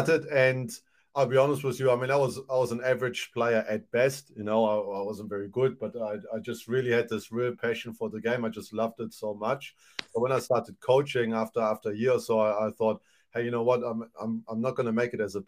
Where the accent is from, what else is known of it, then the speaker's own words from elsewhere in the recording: Germany; also born or lived in New Zealand; now in Te Aroha, New Zealand; originally born in Germany. Mom is German, dad is from former Yugoslavia, Montenegro to be precise. Moved here in 98.